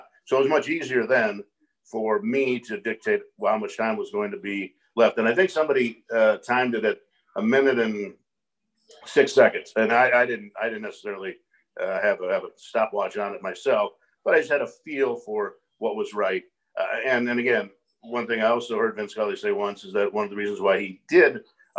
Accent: Los Angeles, California, United States; I grew up in Los Angeles

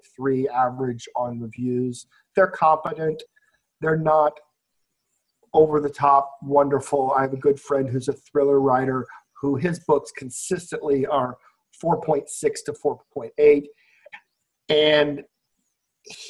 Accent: Iowa, United States; now in Las Vegas, United States; I'm from Iowa

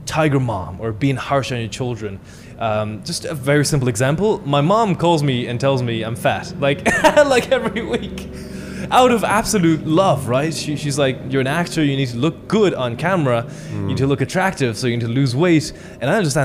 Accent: China; moved away; the way I was raised in China as a kid

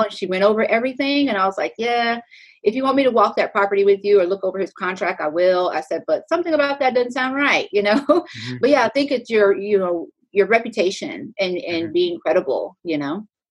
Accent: Pflugerville, Texas, United States; also born or lived in Clarendon, Texas; I'm originally from Pflugerville, Texas

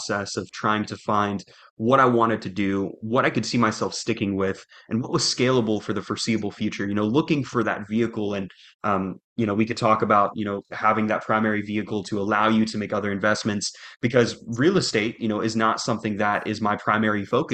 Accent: Jacksonville, Florida, United States; moved away as an adult; now in Little Rock, United States; I'm originally from Jacksonville, Florida, here in the United States

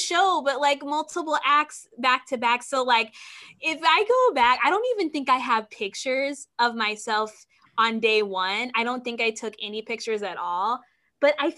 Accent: Springfield, Illinois, United States; I'm actually from Springfield, Illinois, which is about 3 hours away from Chicago

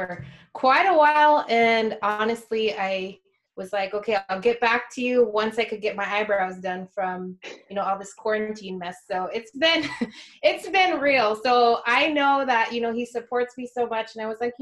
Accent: rural Alaska village, United States; now in Anchorage, United States; went back to my hometown

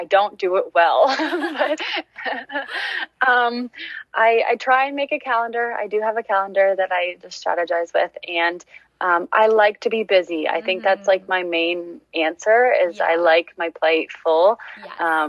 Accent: Seaforth, Ontario, Canada; now in Exeter, Canada; I'm from Seaforth, Ontario, just a small town in Huron County. But I currently live in Exeter, Ontario

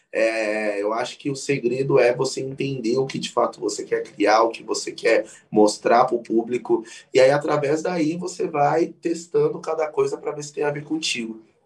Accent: São Paulo, Brazil; tenho 24 anos, sou de São Paulo

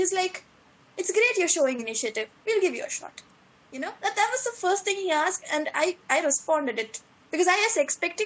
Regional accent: Kochi, Kerala, India; moved away as an adult; now in Munich, Germany; I come from Kochi, which is like January is 35 degrees. That's how Kochi is.

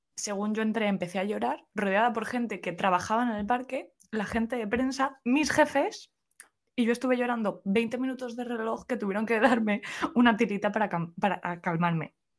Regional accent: Spain; soy otra española más

